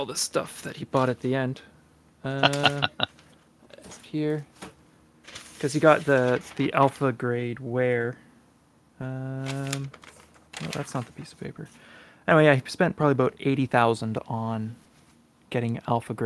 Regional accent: Canada; being a Canadian

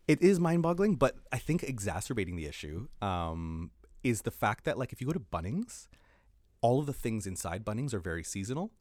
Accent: Canada; now in New Zealand; I, as a Canadian

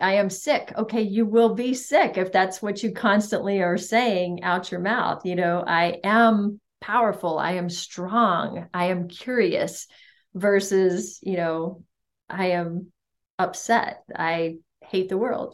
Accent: United States; I was an anomaly as an American

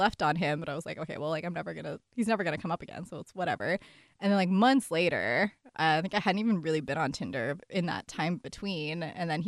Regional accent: Montreal, Quebec, Canada; moved away as an adult; now in Seattle, United States; I'm originally from Montreal, Canada. I've been living in Seattle for the last 6 or so years now.

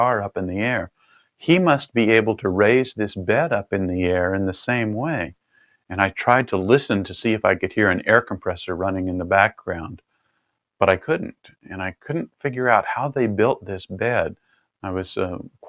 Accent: California, United States; I was raised in California

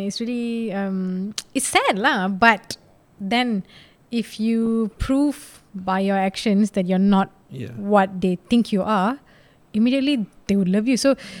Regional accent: India; Some don't know I'm Indian.

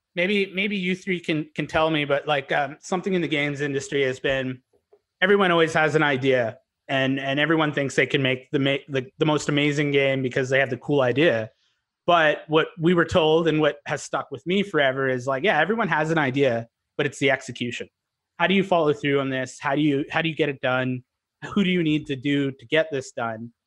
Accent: Canada; also born or lived in Vancouver; We're Canadian

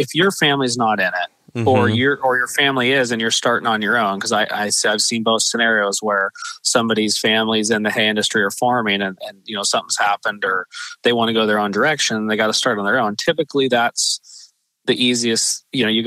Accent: Eugene, Oregon, United States; I grew up in Eugene, Oregon, which is just south of Junction City, about 10 or 15 miles

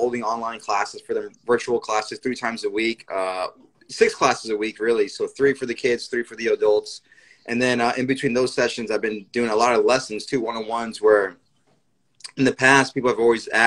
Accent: New York, United States; I'm born and raised in New York. My parents are from Puerto Rico.

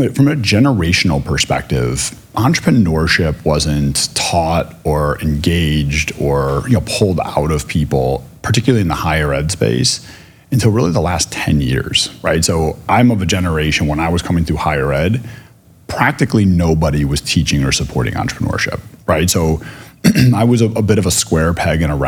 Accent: Chicago, Illinois, United States; now in Philadelphia, United States; growing up in Chicago

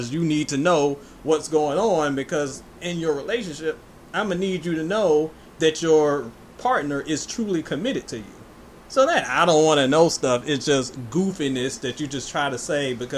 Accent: East Coast of Virginia, United States; I am from the East Coast of Virginia, the seafood capital

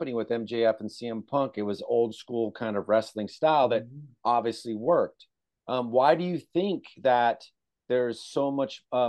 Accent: California, United States; growing up in California, you know, obviously in the 1970s

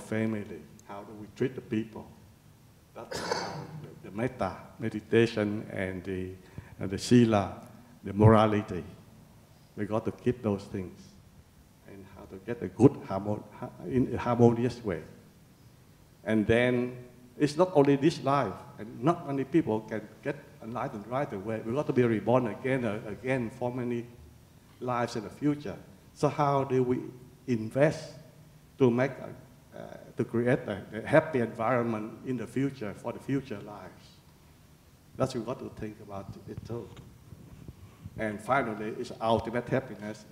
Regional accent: Vietnam; now in Australia; I was born in Vietnam

